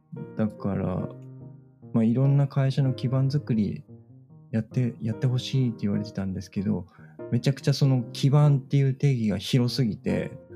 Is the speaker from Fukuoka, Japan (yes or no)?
yes; Fukuoka, Japan; moved away as an adult; 僕の地元が今宿なんですよ